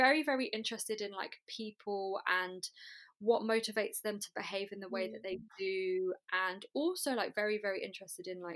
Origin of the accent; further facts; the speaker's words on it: London, United Kingdom; I grew up in East London, went to primary school in Bethnal Green.